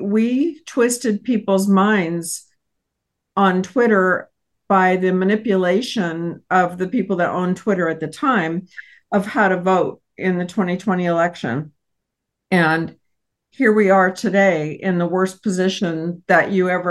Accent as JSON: {"language": "English", "region": "Texas", "country": "United States", "said": "I hail from Texas"}